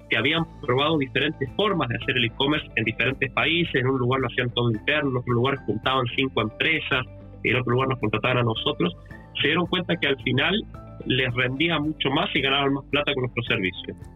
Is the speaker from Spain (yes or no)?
no; Argentina; now in Chile; yo soy Argentino, la empresa fue fundada en Chile desde hace más de 16 años que vivo en Chile